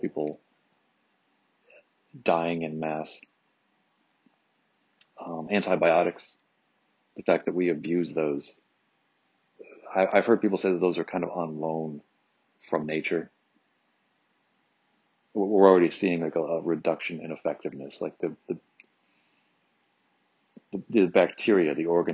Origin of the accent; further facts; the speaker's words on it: Michigan, United States; moved away; my home state of Michigan